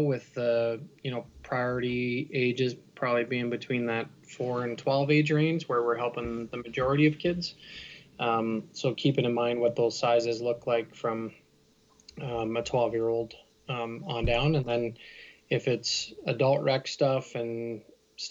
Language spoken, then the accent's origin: English; Peterborough, Ontario, Canada; moved away as an adult; also born or lived in Ottawa; I grew up in Peterborough, Ontario. Still consider that kind of home